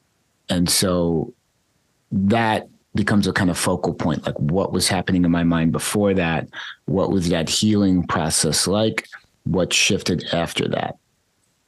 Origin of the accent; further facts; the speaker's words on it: United States; growing up in United States capitalist consumerist culture